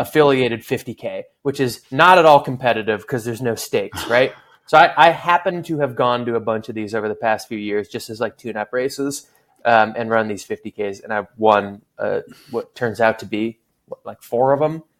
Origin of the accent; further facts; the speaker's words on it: Seattle, Washington, United States; moved away as an adult; also born or lived in California; I'm from Seattle, but I spent the last oh. quite a while in in California, um, college and post college